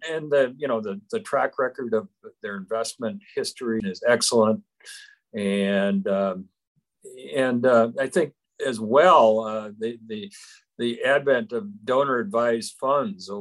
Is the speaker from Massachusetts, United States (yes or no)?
no; Parkston, South Dakota, United States; now in Rapid City, United States; I'm originally from Parkston, South Dakota